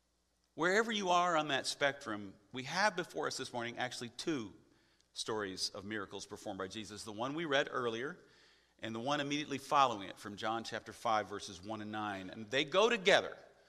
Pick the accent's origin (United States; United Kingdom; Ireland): United States; the Bible Belt; I grew up in the Bible Belt, the buckle of the Bible Belt